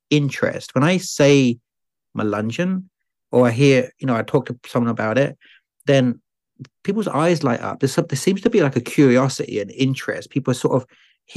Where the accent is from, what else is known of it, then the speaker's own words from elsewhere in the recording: Eastbourne, South East England, United Kingdom; moved away as an adult; also born or lived in Madrid, Spain / Ireland / London / Scotland; now in Tennessee, United States; they moved to a small town called Eastbourne on the south coast of England, 50 miles south of London as the crow flies and 30 kilometers from France. So you could see France on a clear day. And that's where I was born 4 years later